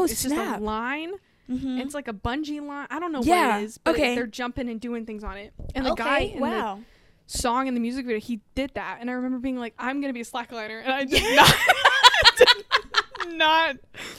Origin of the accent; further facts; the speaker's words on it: Texas Panhandle, United States; And I'm from the panhandle of Texas.